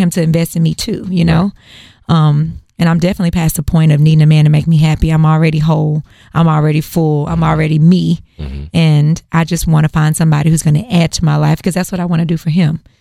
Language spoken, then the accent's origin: English; Houston, Texas, United States; I'm a native Houstonian, born and raised.